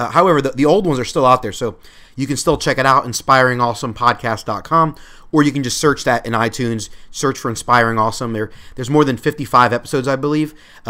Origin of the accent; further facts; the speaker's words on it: Pennsylvania, United States; now in Central Florida, United States; I'm from Pennsylvania